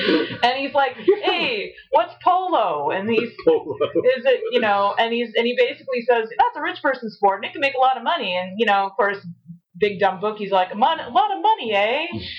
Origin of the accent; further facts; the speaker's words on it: Houston, Texas, United States; I was growing up in Houston, Texas